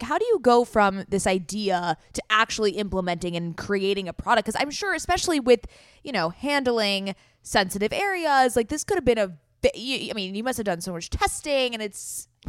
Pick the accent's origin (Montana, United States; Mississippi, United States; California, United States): California, United States; San Diego; So we grew up in San Diego.